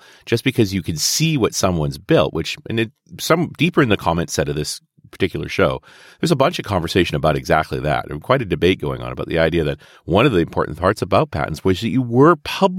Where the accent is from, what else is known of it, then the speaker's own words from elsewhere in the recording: Canada; I'm a Canadian too